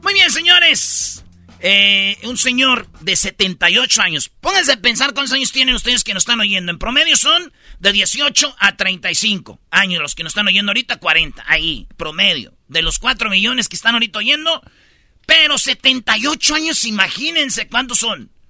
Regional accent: Jiquilpan, Michoacán, Mexico; mi pueblo Jiquilpan

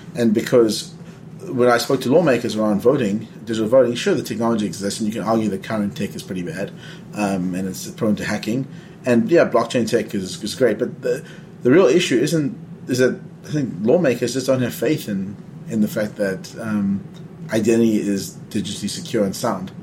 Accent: South Africa; I'm you know from South Africa. I grew up under apartheid

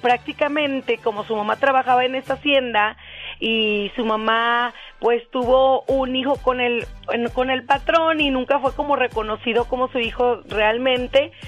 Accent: Aguascalientes, Mexico; aquí en mi tierra.

